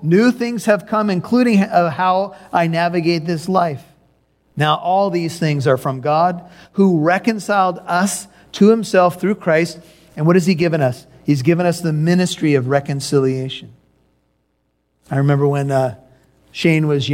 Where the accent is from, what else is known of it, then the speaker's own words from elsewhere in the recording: California, United States; also born or lived in Chicago, Illinois; We relocated to California from Chicago.